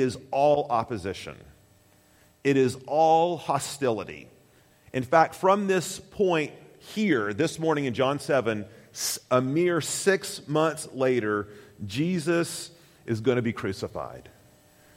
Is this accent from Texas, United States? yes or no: no; Tennessee, United States; I'm from Tennessee.